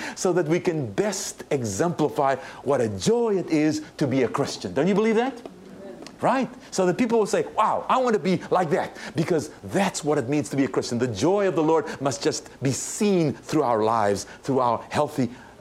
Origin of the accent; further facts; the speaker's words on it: South Africa; now in United States; I was born and raised in South Africa